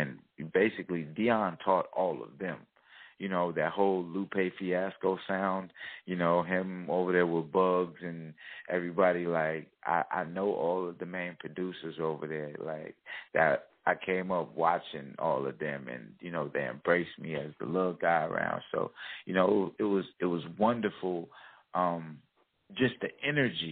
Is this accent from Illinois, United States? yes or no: yes; Chicago, Illinois, United States; I grew up in Chicago, Wild Hunted, South Side